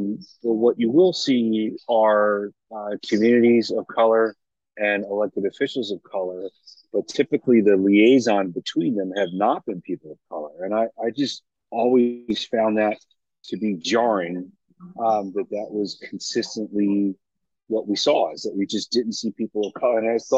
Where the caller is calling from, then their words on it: Harrisburg, Pennsylvania, United States; I am calling in from the Amtrak train station in Harrisburg, Pennsylvania.